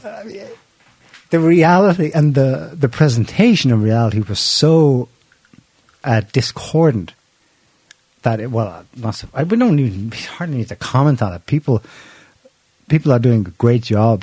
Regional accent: Ireland; we're Irish

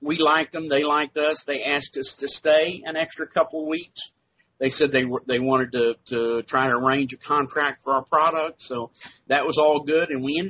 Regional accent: Texas, United States; Well, I was originally from Texas.

